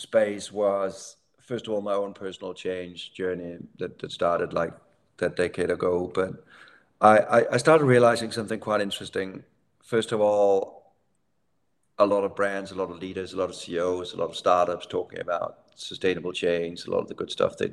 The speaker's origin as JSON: {"language": "English", "country": "Denmark", "tie": "born or raised there", "said": "I'm from Denmark, so sort of very social democratic upbringing"}